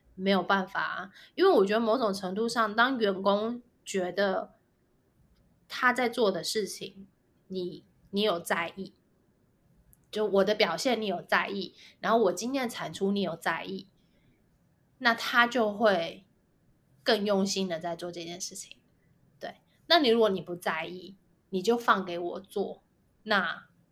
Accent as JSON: {"language": "Chinese", "country": "Taiwan", "tie": "born or raised there", "said": "我们就是土生土长，在台湾念书，然后在台湾工作嗯哼。，就是打拼到现在的"}